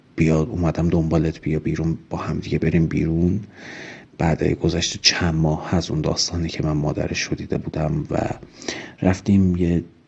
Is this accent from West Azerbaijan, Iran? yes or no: yes; Urmia, West Azerbaijan, Iran; moved away as an adult; also born or lived in Tehran; من هم اهل ارومیه بودم و به واسطه اینکه اهل ارومیه بودم هر از گاهی سر می زدم به پدر و مادر